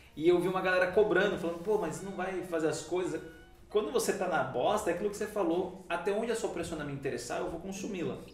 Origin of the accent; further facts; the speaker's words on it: Ilhabela, São Paulo, Brazil; eu sou de Ilhabela, porque eu nasci em Ilhabela